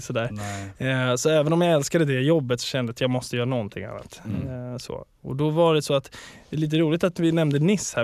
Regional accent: Stockholm, Stockholm County, Sweden; also born or lived in Upplands Väsby / Gröndal; jag är uppvuxen på Söder och sen vid 10-11 mm. där så blev det Gröndal

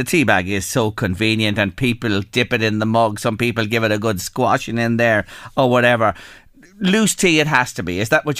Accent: Ireland; We're Irish people, we adore our teas

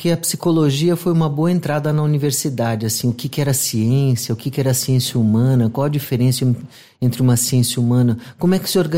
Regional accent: São Paulo, Brazil; nasci lá, inclusive.

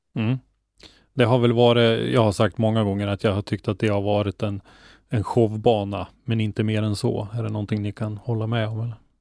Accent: Norrland, Sweden; för mig som är norrlänning

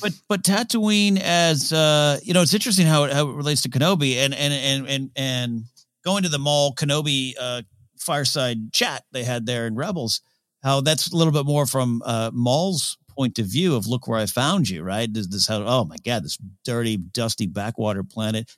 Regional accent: Pismo Beach, California, United States; I grew up on the sand. Uh, the beach is there so, so, uh, close to me in my hometown of Pismo Beach

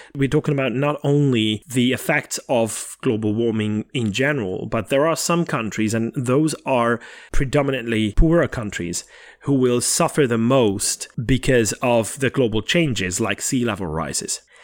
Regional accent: Hungary; born or raised there; moved away

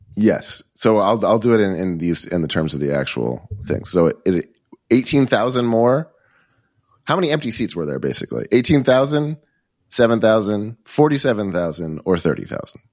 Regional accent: Boston, Massachusetts, United States; now in Los Angeles, United States; my hometown of Boston

